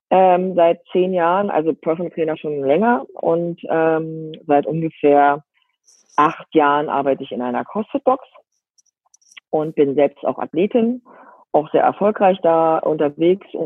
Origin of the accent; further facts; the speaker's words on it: Berlin, Germany; bin verheiratet, lebe ähm, ähm, am Rande von Berlin. Also ich bin groß geworden in Berlin und ähm, mit den Kindern dann aufs Land gezogen, habe es auch lieben gelernt. Am Anfang war das nicht so einfach, weil ich doch ein Stadtkind war oder ein Stadtmensch äh, war.